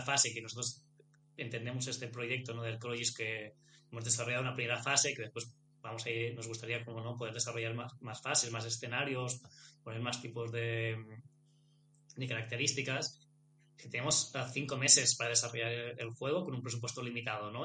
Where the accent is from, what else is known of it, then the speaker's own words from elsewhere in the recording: Menorca, Balearic Islands, Spain; somos los dos de Menorca